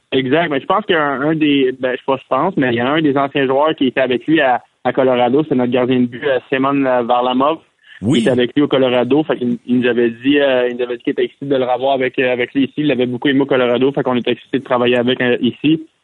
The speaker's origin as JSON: {"language": "French", "region": "Quebec", "country": "Canada", "moved": "yes", "said": "nous, les Québécois"}